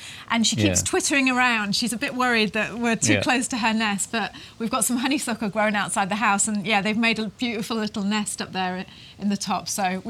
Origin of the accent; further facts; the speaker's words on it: England, United Kingdom; moved away as an adult; now in Taranaki, New Zealand; we are British.